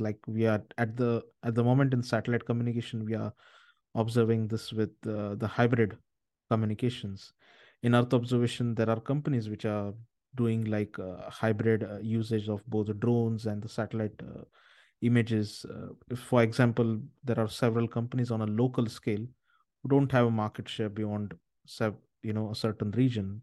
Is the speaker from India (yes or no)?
yes; India; I'm originally from India